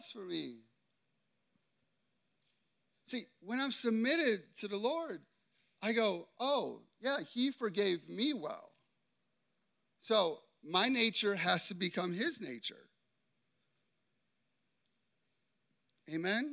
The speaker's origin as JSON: {"language": "English", "town": "Chicago", "region": "Illinois", "country": "United States", "tie": "born or raised there", "said": "I grew up in Chicago. People in Chicago are tough and they're harsh"}